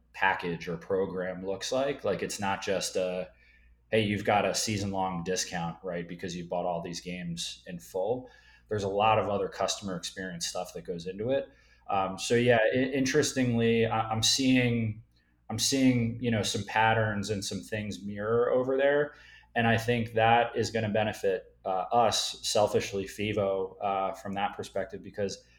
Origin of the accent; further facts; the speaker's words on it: Philadelphia, Pennsylvania, United States; I'm from Philadelphia.